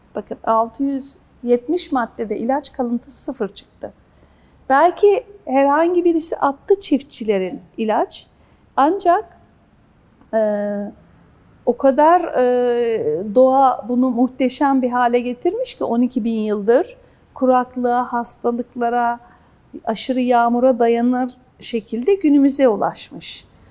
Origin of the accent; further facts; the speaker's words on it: Kastamonu, Turkey; ben Kastamonluyum.